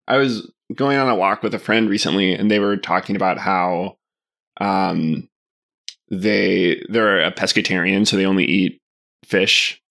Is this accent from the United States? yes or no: yes; Arkadelphia, Arkansas, United States; I grew up together in Arkadelphia